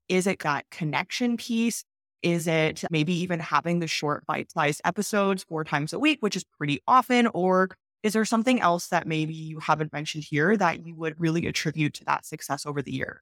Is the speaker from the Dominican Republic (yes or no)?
no; Canada; moved away as an adult; also born or lived in China; I'm from Canada